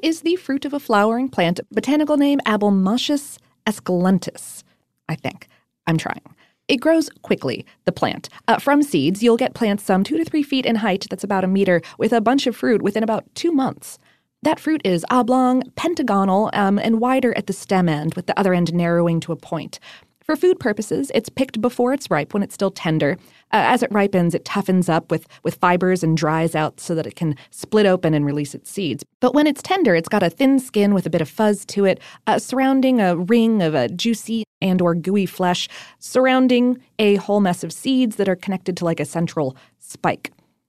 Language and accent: English; Ohio, United States; also born or lived in Florida; now in Atlanta, United States; I grew up in Ohio and South Florida, so I don't remember having okra until I moved to Atlanta.